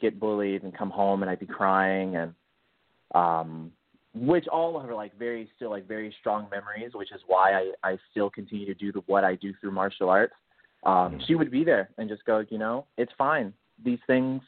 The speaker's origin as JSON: {"language": "English", "town": "Detroit", "region": "Michigan", "country": "United States", "tie": "born or raised there", "moved": "as an adult", "lives_now": "California, United States", "said": "I was born and raised in Detroit, Michigan, and I moved out to California 8 years ago"}